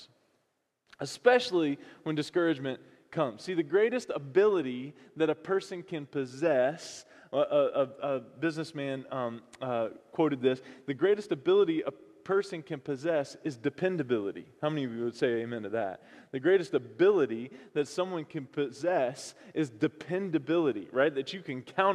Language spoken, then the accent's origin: English; North Carolina, United States; moved away; I'm from North Carolina